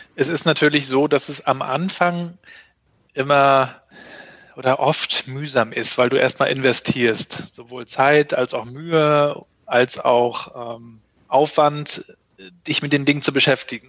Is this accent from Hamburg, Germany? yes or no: no; Rostock, Mecklenburg-Vorpommern, Germany; ich bin ähm, Rostocker Jung, 80er 68er Jahrgang, ähm, in der DDR noch aufgewachsen